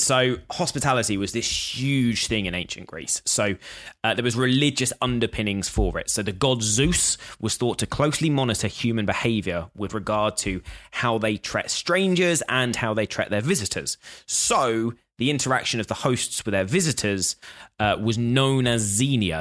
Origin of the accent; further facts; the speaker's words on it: United Kingdom; I'm British